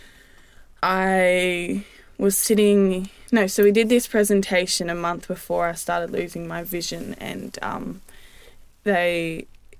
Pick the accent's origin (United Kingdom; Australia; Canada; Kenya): Australia; Esperance, Western Australia; moved away as an adult; now in Perth, Australia; when I was seven, I moved over